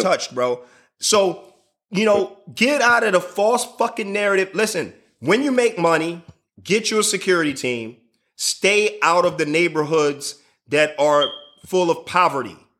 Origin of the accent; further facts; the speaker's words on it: Chicago, Illinois, United States; I'm from Chicago